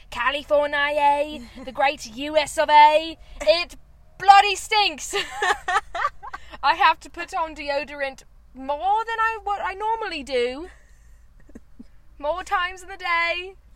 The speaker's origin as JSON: {"language": "English", "country": "United Kingdom", "said": "I'm from the UK. The great UFK."}